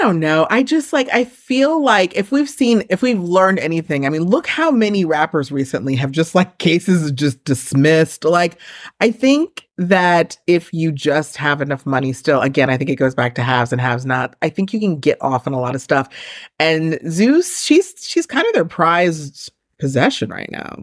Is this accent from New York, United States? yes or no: yes; New York, United States; I'm from New York where it's, like, everyone who just kinda, like, looks like me is Puerto Rican.